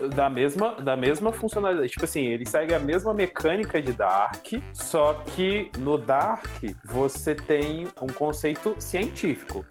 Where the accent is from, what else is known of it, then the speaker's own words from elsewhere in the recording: Brazil; eu sou brasileiro, amo assim, o meu país